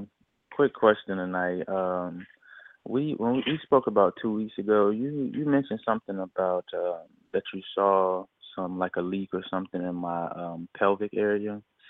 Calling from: Florida, United States; calling in from Florida.

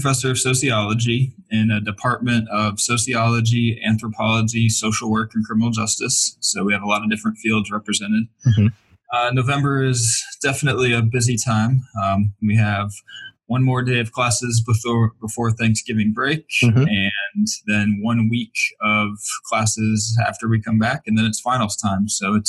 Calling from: Michigan, United States; I am calling in from Oakland University, which is about 35 miles northwest of Detroit.

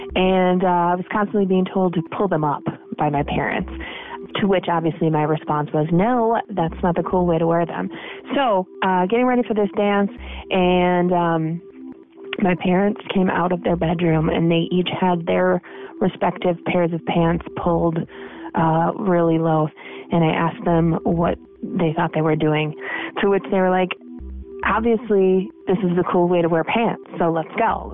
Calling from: Minneapolis, Minnesota, United States; I'm calling from Minneapolis, Minnesota.

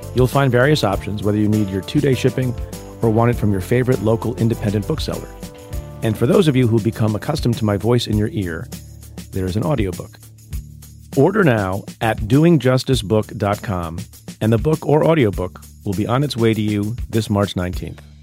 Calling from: San Jose, California, United States; I'm calling from San Jose, California

